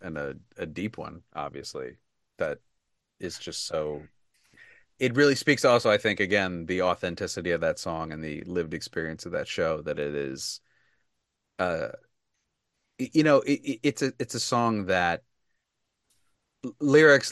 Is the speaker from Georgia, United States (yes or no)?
no; Delaware, United States; in my home state, and a place that I have a great connection